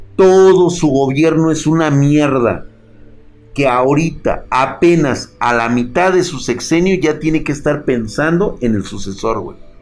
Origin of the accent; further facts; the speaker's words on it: Mexico; a mis creencias y a mi cultura como mexicano